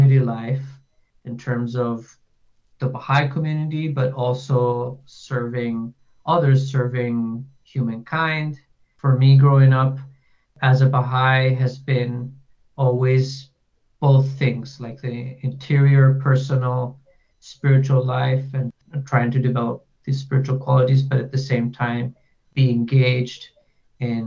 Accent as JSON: {"language": "English", "town": "Santiago", "region": "Santiago Metropolitan Region", "country": "Chile", "tie": "born or raised there", "said": "I grew up in Santiago, Chile, which is the capital of Chile, and I'm still living here."}